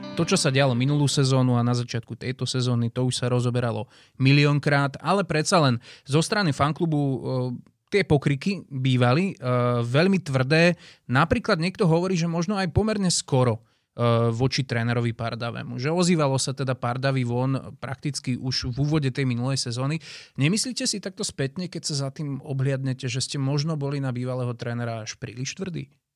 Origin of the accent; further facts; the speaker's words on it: Žilina, Žilina Region, Slovakia; now in Bratislava, Slovakia; Ja som pôvodom Žilinčan